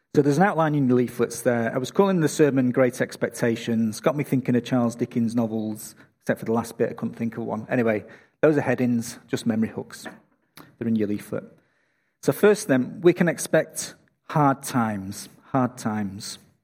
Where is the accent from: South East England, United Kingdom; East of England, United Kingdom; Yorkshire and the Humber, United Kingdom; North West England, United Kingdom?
North West England, United Kingdom; Manchester; now in Australia; Manchester, my hometown